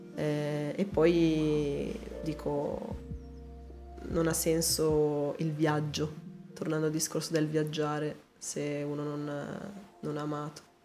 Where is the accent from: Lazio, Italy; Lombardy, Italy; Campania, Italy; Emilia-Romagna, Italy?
Lombardy, Italy; Calusco d'Adda; also born or lived in Ponte San Pietro; io ti dico sono nata a Calusco, cioè sono nata a Ponte in realtà che è qua quarto d'ora da Calusco